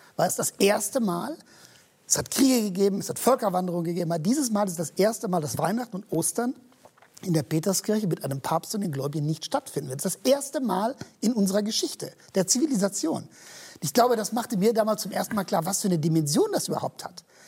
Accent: Geldern, North Rhine-Westphalia, Germany; now in Hamburg, Germany; ich bin auf dem Dorf groß geworden, äh, katholische Gegend im Rheinland

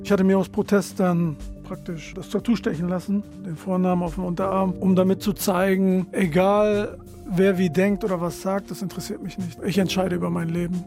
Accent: Delmenhorst, Lower Saxony, Germany; moved away as an adult; also born or lived in Bremen; now in Ritterhude, Germany; ich bin in Delmos geboren. In Delmos geboren und aufgewachsen

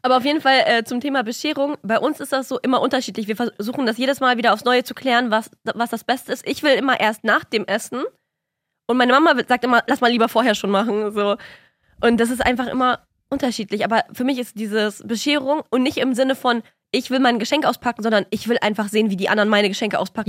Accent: Kazakhstan; moved away; ich komme ja aus Kasachstan

